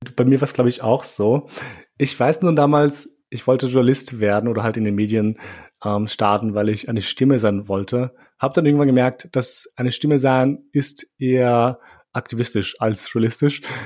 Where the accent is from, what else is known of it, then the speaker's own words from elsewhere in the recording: Austria; ich bin in Österreich aufgewachsen